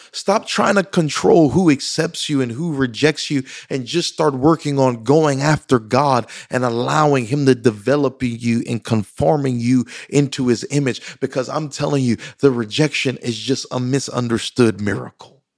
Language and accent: English; Louisiana, United States; me growing up in Louisiana, I didn't have, uh, close friends